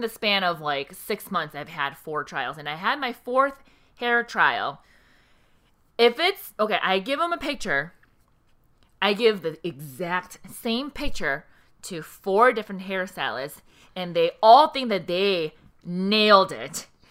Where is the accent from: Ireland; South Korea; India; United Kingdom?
South Korea; now in United States; I was born in Korea.